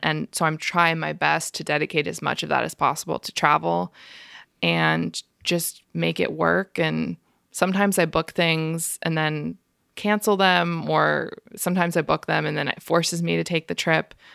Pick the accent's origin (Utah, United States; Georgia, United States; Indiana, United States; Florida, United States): Florida, United States; Tampa; moved away as an adult; also born or lived in Maryland / New Jersey / New York; now in Philadelphia, United States; I was born in Maryland. I lived in New Jersey for a little bit, but I basically grew up in Tampa, Florida from second grade until I graduated from college